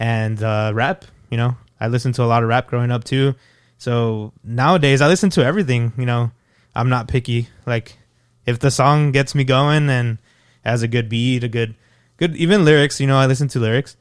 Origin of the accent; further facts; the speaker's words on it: El Paso, Texas, United States; moved away as an adult; now in Fort Worth, United States; I'm from El Paso, Texas. I've been living in Fort Worth for two years.